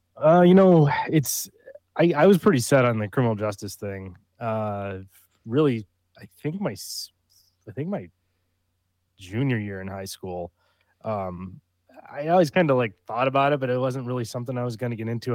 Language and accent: English; upstate New York, United States; moved away as an adult; also born or lived in Long Island, New York; now in Texas, United States; I'm from upstate New